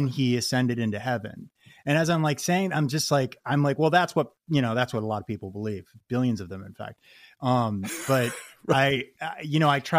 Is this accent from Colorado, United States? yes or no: yes; Boulder, Colorado, United States; I grew up in Boulder, Colorado